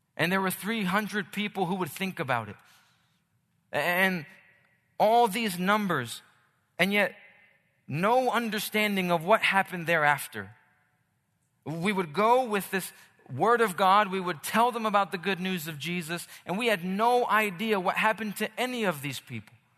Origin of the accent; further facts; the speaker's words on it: Philadelphia, Pennsylvania, United States; now in Los Angeles, United States; I'm from Philly